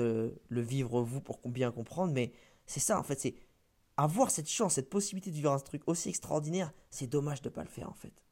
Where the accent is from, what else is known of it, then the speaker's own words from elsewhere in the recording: France; on est français